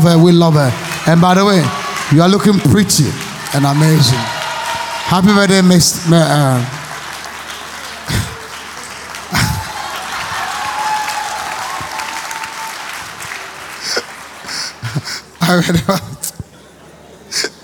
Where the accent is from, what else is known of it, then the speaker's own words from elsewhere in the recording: Ghana; I'm a Ghanaian